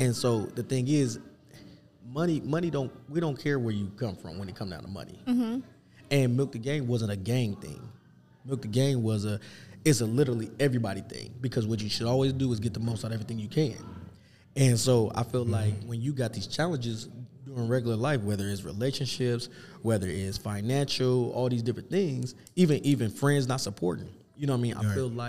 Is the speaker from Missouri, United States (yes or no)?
yes; Kansas City, Missouri, United States; now in Omaha, United States; I'm from KC and stuff, and all my friends and family is there, I've been here long enough to say I'm from from Omaha.